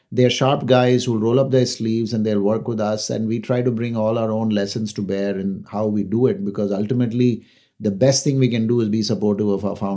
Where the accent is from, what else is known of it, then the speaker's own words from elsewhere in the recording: Chennai, Tamil Nadu, India; also born or lived in Delhi / Calcutta / Kerala; So I was in Delhi for a few years, Calcutta for a few years. We were in Kerala for a few years. I am from Chennai, but I've actually lived there only two years of my life.